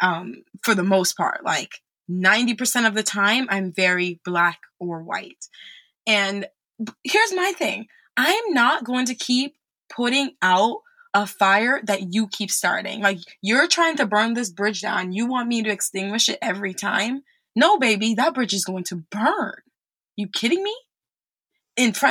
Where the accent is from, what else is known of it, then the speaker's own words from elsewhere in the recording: New York, United States; moved away as an adult; also born or lived in France; now in Texas, United States; I'm from New York